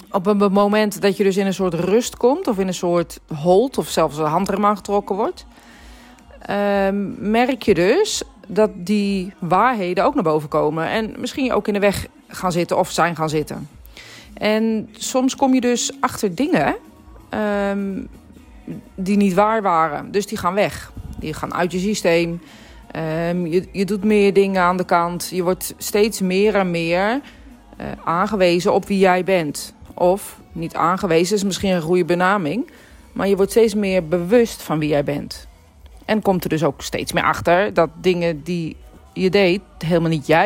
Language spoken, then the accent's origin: Dutch; Netherlands; ik ben spiritueel medium, maar ik ben ook Nederlandse, ik ben ook een Griekse.